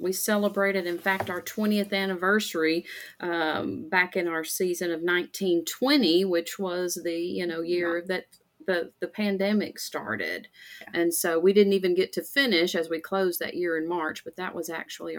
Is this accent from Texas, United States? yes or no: yes; East Texas, United States; moved away as an adult; now in Arkansas, United States; I am originally from East Texas. Came up here about 13, 14 years ago with my spouse at the time, and I have continued to stay.